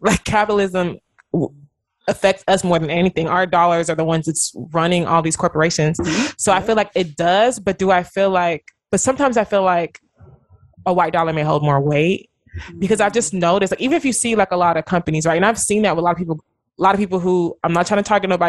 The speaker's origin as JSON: {"language": "English", "country": "Nigeria", "moved": "yes", "lives_now": "United States", "said": "being Nigerian"}